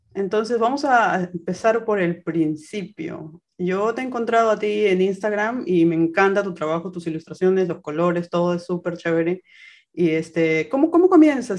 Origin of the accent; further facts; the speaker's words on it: Lima, Peru; yo soy de Lima, Perú